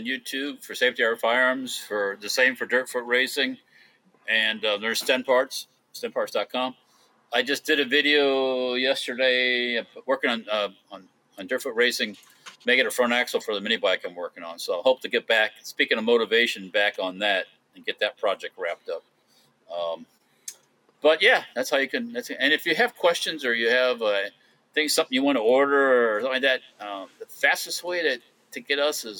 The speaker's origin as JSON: {"language": "English", "region": "Illinois", "country": "United States", "moved": "yes", "lives_now": "Florida, United States", "said": "I came from Illinois, but I've been in Florida for 50 freaking years, so I think I qualify as a Florida."}